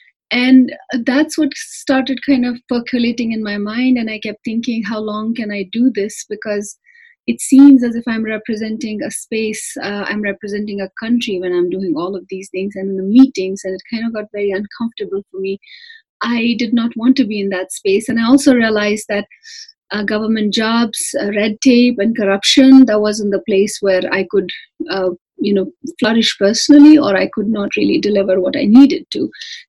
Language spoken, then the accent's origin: English; Jammu and Kashmir, India; moved away as an adult; now in Greeley, United States; as a Kashmiri, I was different. I did not adhere to the idea of India or being an Indian.